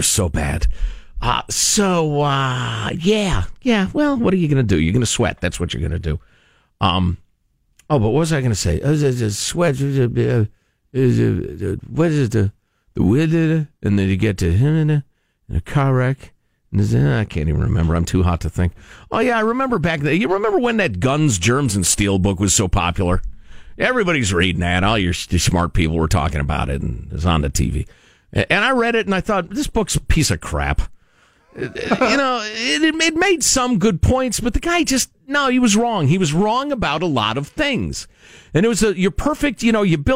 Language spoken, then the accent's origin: English; Chicago, Illinois, United States; I grew up in Chicagoland where it's very cold in the wintertime